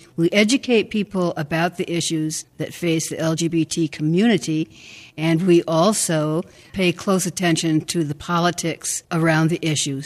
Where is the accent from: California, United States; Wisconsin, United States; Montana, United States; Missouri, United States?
Wisconsin, United States; Madison; I grew up in First Baptist Church in Madison, Wisconsin